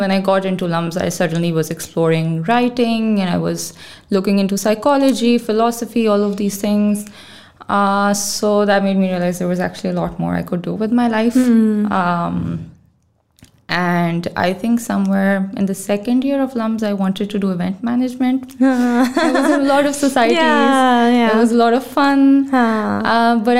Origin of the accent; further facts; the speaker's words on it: Lahore, Punjab, Pakistan; moved away as an adult; also born or lived in Edinburgh, United Kingdom; now in Islamabad, Pakistan; I'm from Lahore, born and bred. I was born in Lahore. I grew up in Lahore.